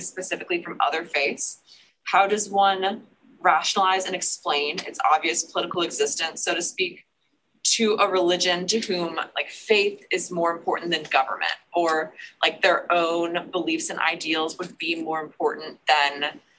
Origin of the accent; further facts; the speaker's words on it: Milwaukee, Wisconsin, United States; I'm from Milwaukee.